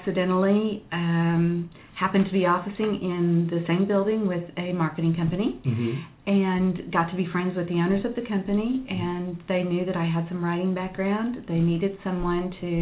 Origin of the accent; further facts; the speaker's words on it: Waco, Texas, United States; now in Dallas, United States; I grew up in Waco, Texas